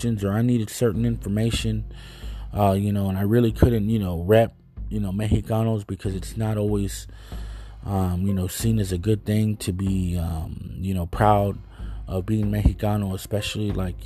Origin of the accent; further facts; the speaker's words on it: Dallas, Texas, United States; I was born here in Dallas, Texas.